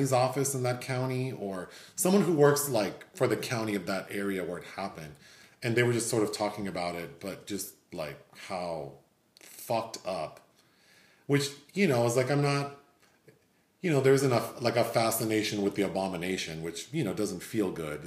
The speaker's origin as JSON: {"language": "English", "town": "Los Angeles", "region": "California", "country": "United States", "tie": "born or raised there", "said": "growing up in South L.A. where it's like, you hear gunshots, you hear helicopters and sirens"}